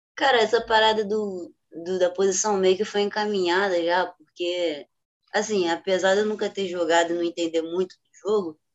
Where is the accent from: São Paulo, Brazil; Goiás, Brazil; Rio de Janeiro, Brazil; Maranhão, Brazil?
Rio de Janeiro, Brazil; sou do Rio de Janeiro, tenho 24 anos